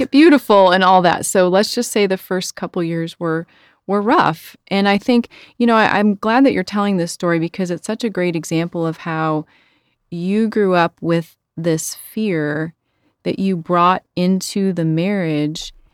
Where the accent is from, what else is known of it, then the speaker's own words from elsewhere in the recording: Chicago, Illinois, United States; I'm from Chicago